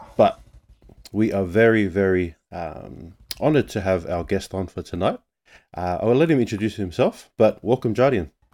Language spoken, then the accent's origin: English; Australia; I'm born and raised in Australia